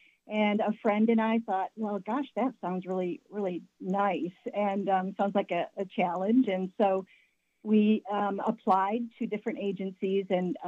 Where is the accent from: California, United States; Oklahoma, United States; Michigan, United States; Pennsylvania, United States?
Michigan, United States; moved away; So I'm originally from Michigan, so I spent my first couple of years in Michigan